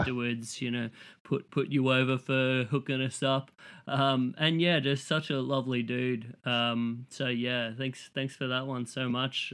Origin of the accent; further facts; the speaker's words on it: Australia; as an Australian, like, coming to Chicago